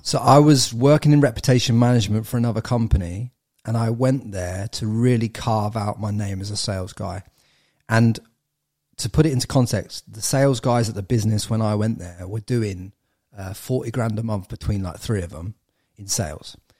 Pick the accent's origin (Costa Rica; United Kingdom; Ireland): United Kingdom; England; moved away as an adult; now in Australia; I'm an English lad.